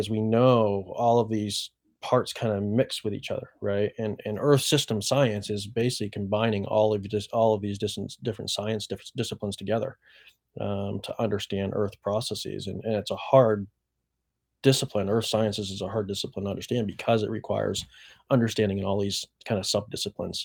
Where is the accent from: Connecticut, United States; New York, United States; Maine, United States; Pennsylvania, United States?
Maine, United States; I'm a Mainer. I grew up in Maine